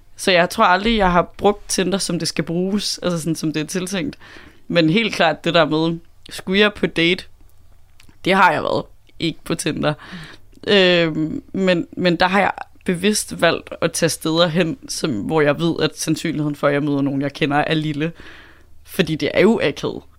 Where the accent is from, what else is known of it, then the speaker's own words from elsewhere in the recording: Southern Jutland, Southern Denmark, Denmark; kommer fra Sønderjylland